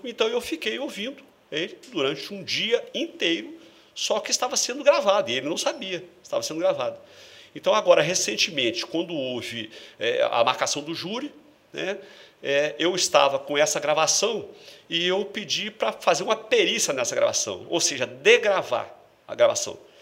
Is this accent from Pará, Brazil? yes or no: no; Vila Velha, Espírito Santo, Brazil; Eu sou canela verde, eu nasci aqui em São Torquato